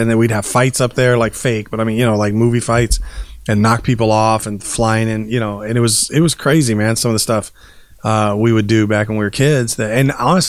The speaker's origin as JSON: {"language": "English", "town": "Lynwood", "country": "United States", "tie": "born or raised there", "said": "I will say when I grew up once, I was growing up in Linwood."}